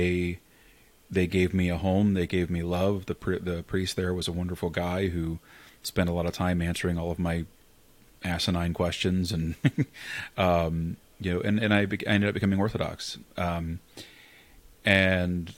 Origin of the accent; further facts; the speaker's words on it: Northern Kentucky, United States; moved away as an adult; also born or lived in Eastern Pennsylvania; now in Cincinnati, United States; I grew up basically Bapticostal in Kentucky